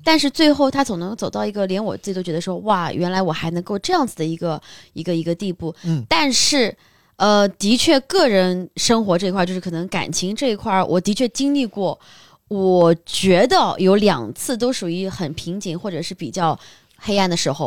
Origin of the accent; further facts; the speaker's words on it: Shanghai, China; 如果像我是在上海长大的